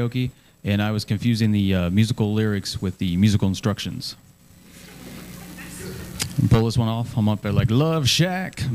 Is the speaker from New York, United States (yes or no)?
no; Indianapolis, Indiana, United States; I'm from Indy. We got the big race